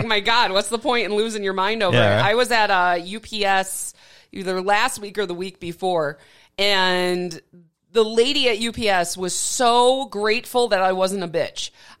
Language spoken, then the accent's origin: English; near Waukesha, Wisconsin, United States; born or raised there; moved away as an adult; now in Arizona, United States